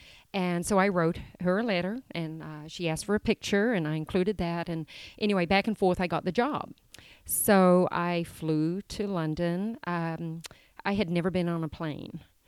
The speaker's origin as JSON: {"language": "English", "region": "Auckland", "country": "New Zealand", "tie": "born or raised there", "said": "Well, I was born and raised in New Zealand. I'm from the largest city, Auckland. Grew up as the oldest girl of six children, three boys, three girls, single mom, and had a great childhood in New Zealand"}